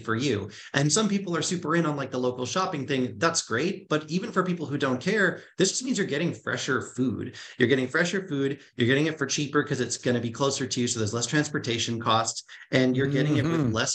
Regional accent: North Shore of Boston, Massachusetts, United States; moved away; I grew up on the North Shore of Boston.

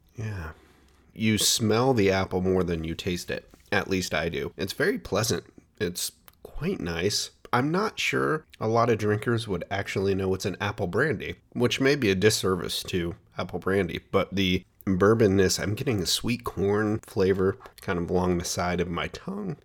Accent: Portland, Oregon, United States; Portland, Oregon, my hometown

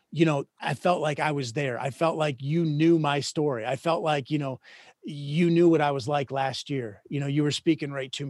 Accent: Minnesota, United States; moved away; I grew up in Minnesota.

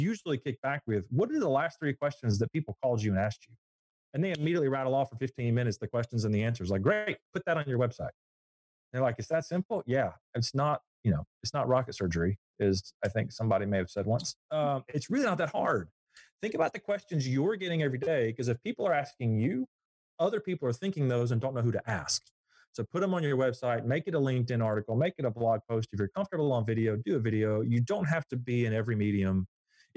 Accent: Southeast Alabama, United States; I grew up in Southeast Alabama, and Southeast Alabama is known as the peanut capital of the world.

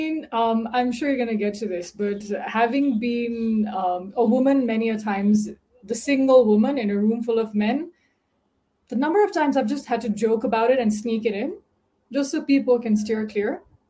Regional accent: Nepal; It was very interesting. So Nepal is relatively quite an orthodox community. But my parents are quite liberal.

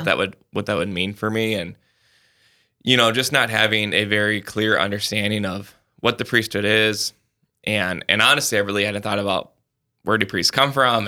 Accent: Sioux Falls, South Dakota, United States; I'm from Sioux Falls

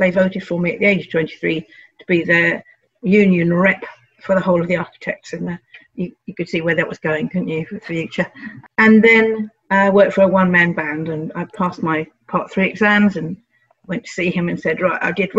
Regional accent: London, United Kingdom; I grew up in North London and went to local grammar school.

